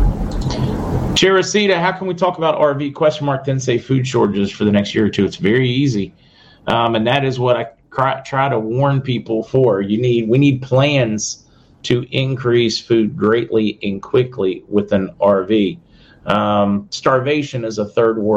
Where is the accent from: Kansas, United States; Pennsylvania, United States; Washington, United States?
Pennsylvania, United States; Western; I'm from Western Pennsylvania